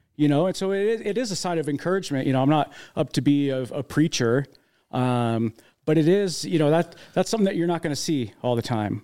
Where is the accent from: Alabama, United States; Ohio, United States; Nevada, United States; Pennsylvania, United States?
Nevada, United States; Las Vegas; now in Utah, United States; I grew up in Las Vegas